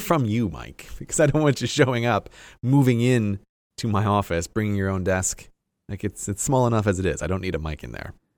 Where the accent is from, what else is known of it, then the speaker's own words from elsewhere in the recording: Ireland; now in United Kingdom; I am Irish and because we are married, she's allowed to live in the U K